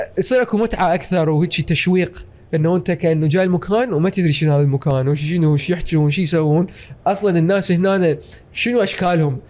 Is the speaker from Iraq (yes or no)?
yes; Iraq; moved away; also born or lived in United States / Canada; وبما انه انا عراقي واحمد جواز عراقي